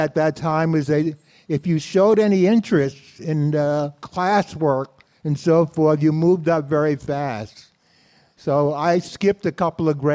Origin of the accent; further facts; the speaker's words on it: New York City, New York, United States; I was born in Brooklyn, spent most of my life in New York City, and was raised in a small community called Bedford-Stuyvesant.